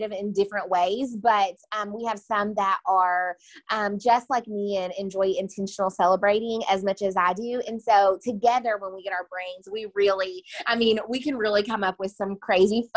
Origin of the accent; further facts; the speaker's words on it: Owensboro, Kentucky, United States; moved away as an adult; also born or lived in Bowling Green, Kentucky; now in Nashville, United States; I'm originally from Owensboro, Kentucky, and then I moved to Bowling Green, Kentucky to attend